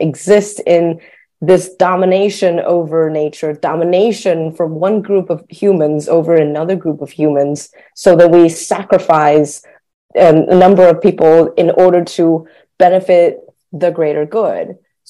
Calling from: Berkeley, California, United States; I am calling in from California, very close to Daniel in Berkeley

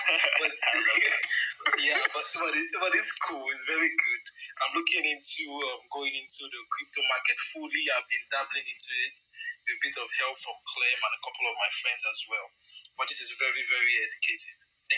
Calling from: Nigeria; I'm calling from Nigeria.

